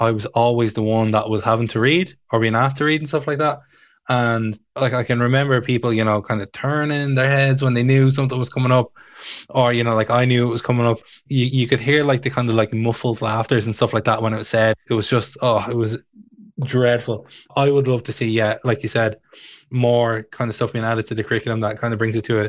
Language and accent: English; Tallaght, Leinster, Ireland; Growing up in Tala